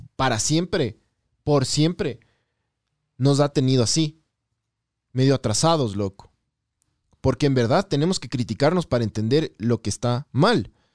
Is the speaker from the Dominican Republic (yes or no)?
no; Ecuador; yo soy de Ecuador